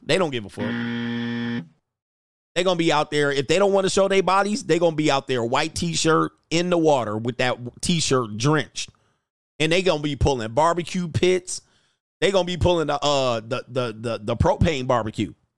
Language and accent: English; Hawthorne, California, United States; I grew up in Hawthorne just a little bit